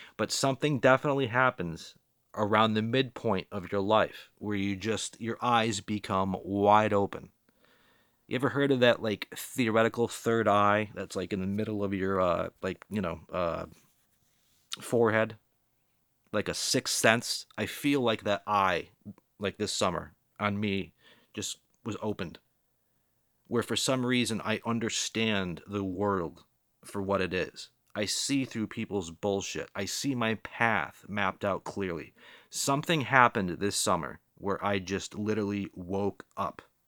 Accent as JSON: {"language": "English", "town": "Boston", "region": "Massachusetts", "country": "United States", "said": "I'm from the Boston area"}